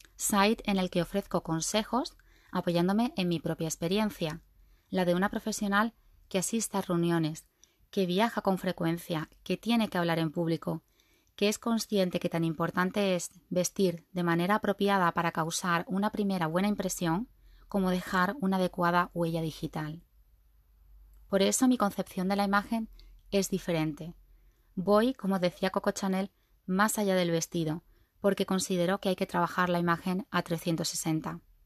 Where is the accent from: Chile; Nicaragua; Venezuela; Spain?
Spain; Seville, Andalusia; Sevillana de nacimiento y de sentimiento